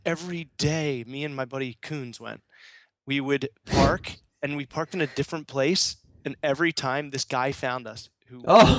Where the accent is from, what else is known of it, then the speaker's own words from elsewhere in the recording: Philadelphia, Pennsylvania, United States; moved away; people go, oh, where are you from? Philadelphia area. So I say area.